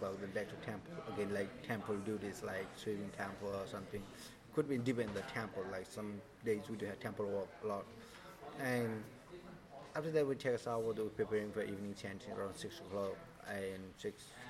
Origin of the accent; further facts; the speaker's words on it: Nepal; now in Thailand; I'm from Nepal